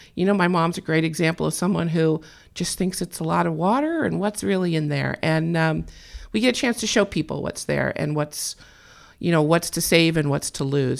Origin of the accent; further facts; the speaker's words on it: California, United States; I was born and raised in California